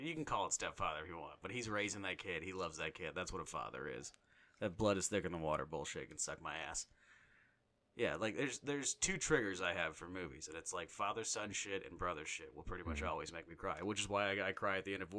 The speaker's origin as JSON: {"language": "English", "country": "Ireland", "said": "It happened when I was born, because I'm Irish."}